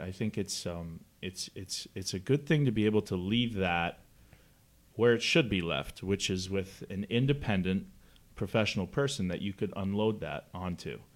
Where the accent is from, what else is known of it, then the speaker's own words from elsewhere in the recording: Canada; moved away as an adult; now in United States; I'm from Canada